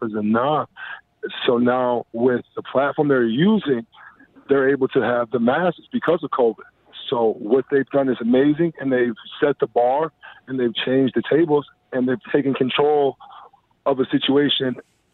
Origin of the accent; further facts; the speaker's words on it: United States; now in Winnipeg, Canada; being an American